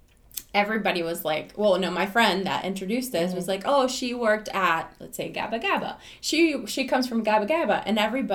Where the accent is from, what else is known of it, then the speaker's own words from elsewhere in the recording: Venezuela; moved away; also born or lived in Miami; We're from Venezuela, South America.